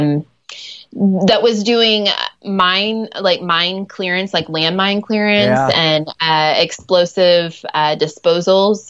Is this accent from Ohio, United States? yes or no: yes; Ohio, United States; first language English; moved away as an adult; also born or lived in Nairobi, Kenya; I grew up in Ohio and I'm a school teacher.